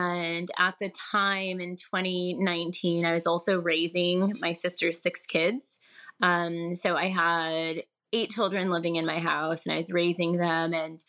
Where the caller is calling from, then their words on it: Murrieta, California, United States; I am calling from California, Southern California. I live in a city called Murrieta.